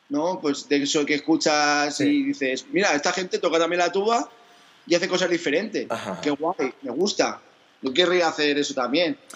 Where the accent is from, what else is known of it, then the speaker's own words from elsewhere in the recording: Cheste, Valencian Community, Spain; moved away as an adult; also born or lived in Zaragoza; yo nací en Cheste, yo soy de Cheste